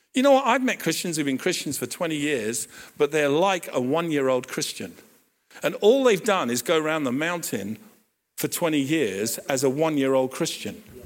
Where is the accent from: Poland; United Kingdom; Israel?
United Kingdom; Hampton, London; I grew up in Hampton